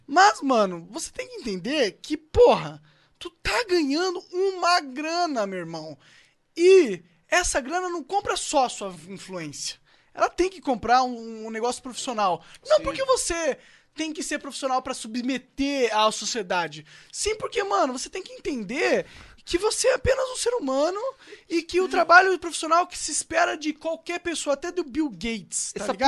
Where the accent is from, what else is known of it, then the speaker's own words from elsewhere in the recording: São Paulo, Brazil; moved away as an adult; also born or lived in Três Rios, Rio de Janeiro; now in Curitiba, Brazil; Mas daí, com sete anos, eu vim para São Paulo e dos sete aos vinte três eu morei em São Paulo e eu vim para Curitiba